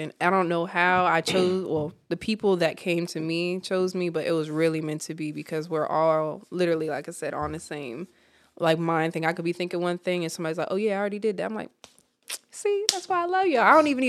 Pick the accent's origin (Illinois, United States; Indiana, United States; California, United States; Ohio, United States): Ohio, United States; Cleveland; also born or lived in Virginia; I'm originally from Cleveland, but military brat, so we just been jumping.